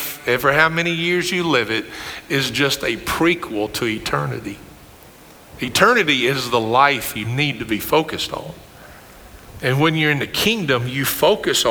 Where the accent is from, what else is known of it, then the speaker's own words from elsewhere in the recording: Greene County, Kentucky, United States; I grew up with in Greene County